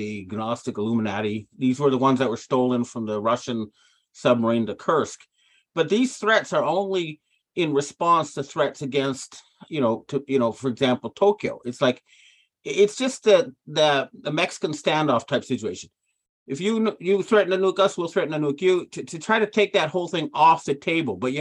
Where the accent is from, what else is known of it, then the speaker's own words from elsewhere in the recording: Ottawa, Ontario, Canada; I came from Ottawa, Canada